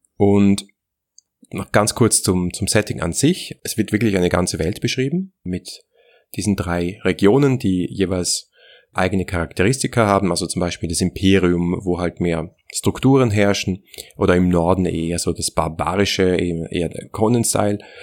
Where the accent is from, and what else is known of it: Austria